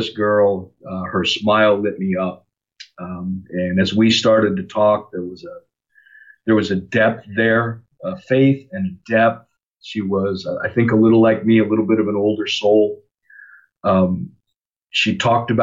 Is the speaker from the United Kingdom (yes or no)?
no; North Idaho, United States; moved away as an adult; also born or lived in Lakewood, California / Louisiana / Seattle area, Washington; Growing up in North Idaho was a cool experience, growing up in the mountains.